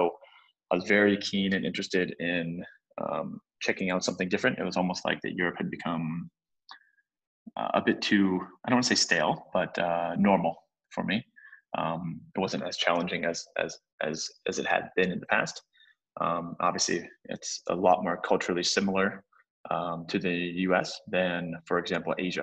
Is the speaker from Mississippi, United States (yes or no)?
no; Cincinnati, Ohio, United States; moved away as an adult; also born or lived in St. Louis, Missouri / Madrid, Spain / Germany; now in Hong Kong; I'm an American citizen, grew up in Cincinnati, Ohio.